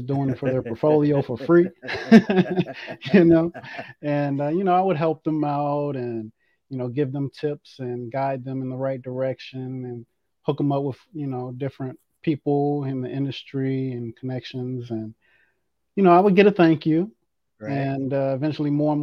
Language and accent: English; Washington, District of Columbia, United States; I'm from the Washington, D.C. metropolitan area, United States